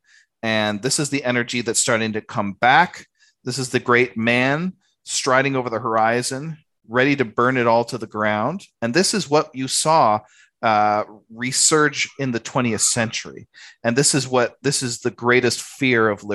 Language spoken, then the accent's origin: English; Canada; moved away as an adult; now in Australia; when I first came to Australia, because I'm Canadian, I came to Australia